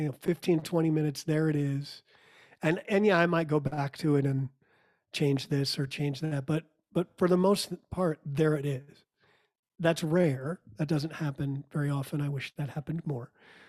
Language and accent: English; New York, United States; I actually didn't grow up in Texas. I grew up outside of New York City and moved around a whole lot. My parents were from Texas or lived in Texas before I was born.